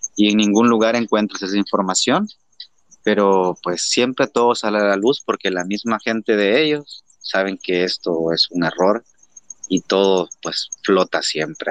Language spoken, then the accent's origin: Spanish; El Salvador; somos los salvadoreños, los que amamos este país